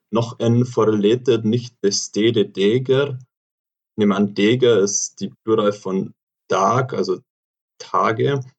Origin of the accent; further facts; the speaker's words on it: Augsburg, Bavaria, Germany; accent: Swabian; bei mir schwätzt man Schwäbisch